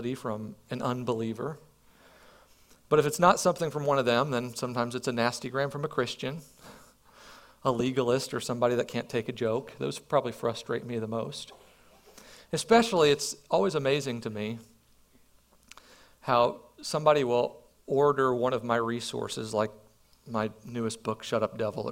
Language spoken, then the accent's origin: English; Perryville, United States; moved away; I grew up here in Perryville